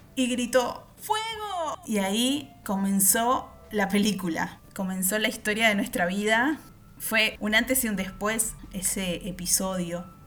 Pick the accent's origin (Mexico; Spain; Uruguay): Uruguay; soy uruguaya